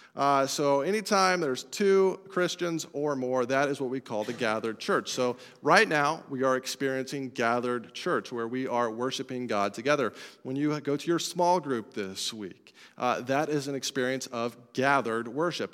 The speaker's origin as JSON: {"language": "English", "region": "Colorado", "country": "United States", "said": "I'm from Colorado"}